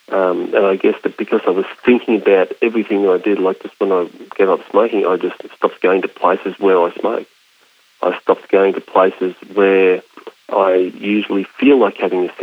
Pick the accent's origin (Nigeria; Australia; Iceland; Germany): Australia; I'm not an American, I'm an Australian